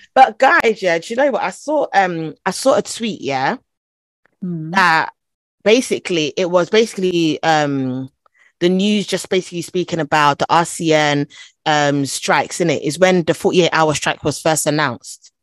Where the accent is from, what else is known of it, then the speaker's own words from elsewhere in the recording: London, United Kingdom; first language Twi; I was born in London, actually